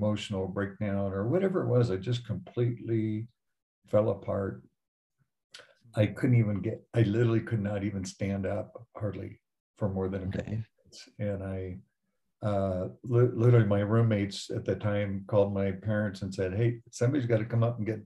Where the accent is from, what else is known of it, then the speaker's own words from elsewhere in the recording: Denver, Colorado, United States; I grew up in Denver, went to Wheat Ridge High School